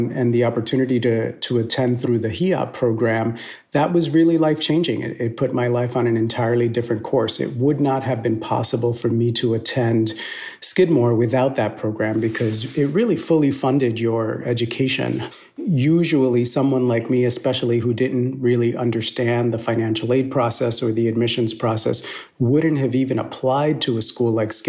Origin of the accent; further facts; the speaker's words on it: New York, United States; also born or lived in Ponce, Puerto Rico; my parents moved to the mainland United States in search of a better life, and we ended up in the South Bronx.